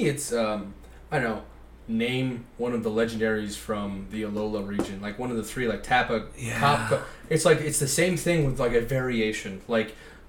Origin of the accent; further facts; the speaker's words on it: Youngstown, Ohio, United States; we're coming from Youngstown. So we're very proud of where we come from, the Steel City adjacent to Pittsburgh.